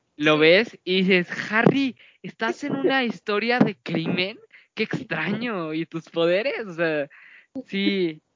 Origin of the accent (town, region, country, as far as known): Mexico